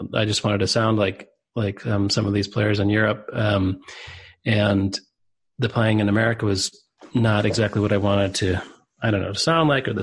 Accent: Libertyville, Illinois, United States; moved away as an adult; also born or lived in Boulder, Colorado; I grew up in Libertyville, Illinois. It's a suburb of Chicago

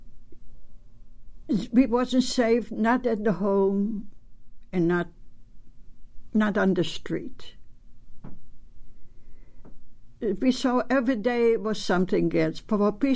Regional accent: Poland; English is a second language; moved away as an adult; I was born in Poland, and I have a family of seven people

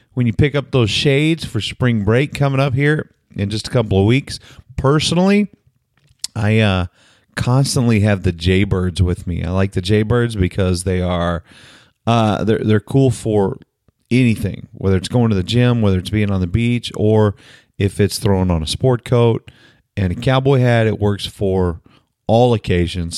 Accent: Oklahoma, United States; moved away; also born or lived in San Antonio; I'm from Oklahoma. I grew up on Sonic.

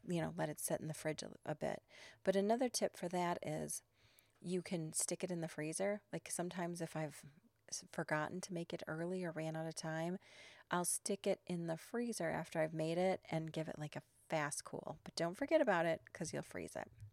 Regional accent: Chicago, Illinois, United States; I'm from Chicago

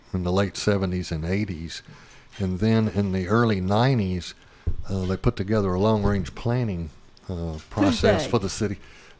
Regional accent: Little Rock, Arkansas, United States; When I was growing up in Little Rock in the 50s and 60s

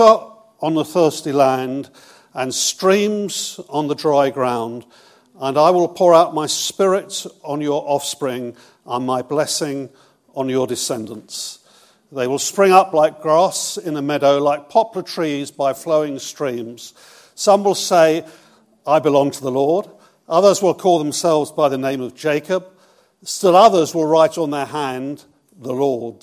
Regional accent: Bournemouth, South West England, United Kingdom; also born or lived in Brighton; I'm from Bournemouth. I was 24 years in Brighton with Terry Virgo

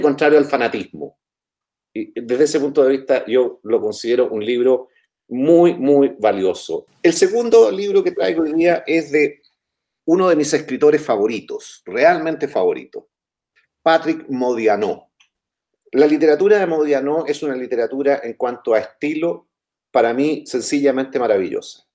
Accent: Chile; cómo somos los chilenos

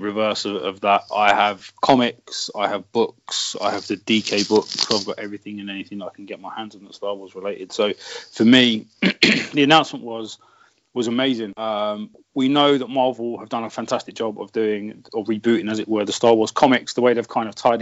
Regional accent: United Kingdom; I'm a Southerner

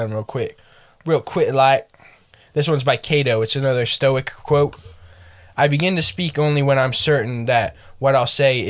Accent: Florida, United States; People know that we're from Florida.

